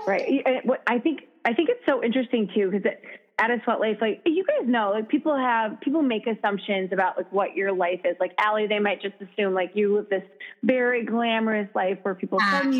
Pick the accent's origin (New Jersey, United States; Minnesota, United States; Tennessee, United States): Minnesota, United States; moved away as an adult; also born or lived in Madison, Wisconsin; now in Chicago, United States; I'm from Minnesota originally